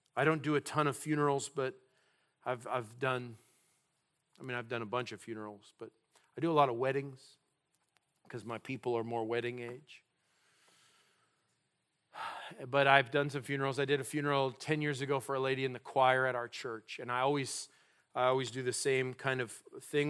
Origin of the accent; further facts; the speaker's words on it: New Mexico, United States; also born or lived in South Dakota / North Dakota; now in California, United States; I was born in a place called South Dakota. You, you may not know that about me, uh, 'cause I'm, I hail from New Mexico. That's my roots